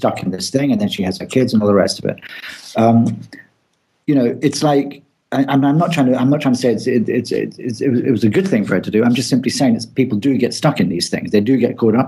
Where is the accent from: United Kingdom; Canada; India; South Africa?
United Kingdom; England; I'm English